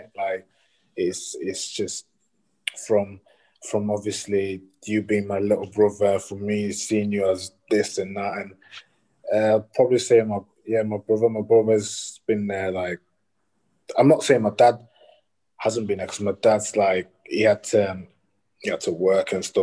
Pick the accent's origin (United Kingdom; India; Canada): United Kingdom; Leeds, Yorkshire and the Humber; I'm from Leeds